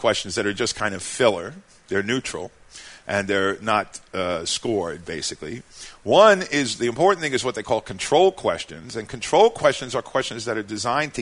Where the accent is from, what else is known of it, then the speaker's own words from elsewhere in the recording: New York City, New York, United States; I was born in Brooklyn